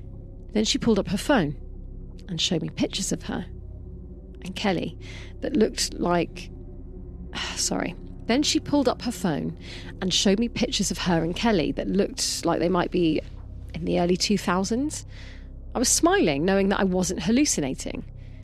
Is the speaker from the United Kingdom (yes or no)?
yes; Wales, United Kingdom; Oh, and also I'm Welsh